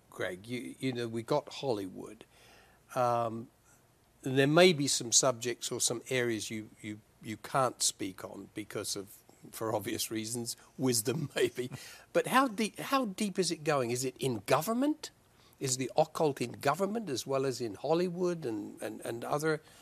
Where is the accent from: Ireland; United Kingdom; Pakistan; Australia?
United Kingdom; moved away; as a British person, uh, although I don't live there now, but as a British person, I was personally glad to see them get out of the European Union